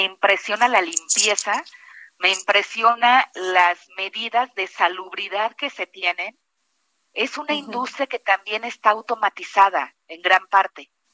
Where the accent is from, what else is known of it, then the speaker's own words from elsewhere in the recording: Guanajuato, Mexico; yo que además soy de Guanajuato